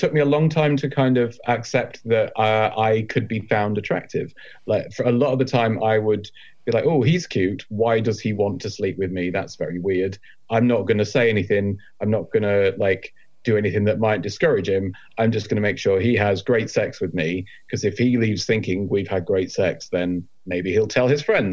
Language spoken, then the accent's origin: English; Yorkshire and the Humber, United Kingdom; I'm from Yorkshire